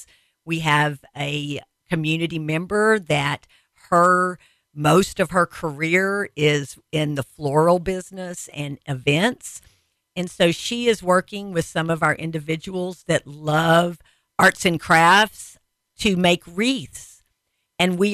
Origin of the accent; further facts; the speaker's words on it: Texas, United States; I'm a Texan